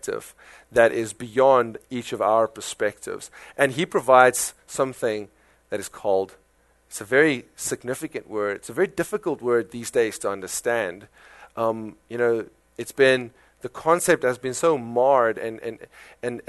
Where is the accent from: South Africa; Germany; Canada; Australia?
South Africa; accent: South African; now in United States; my South African accent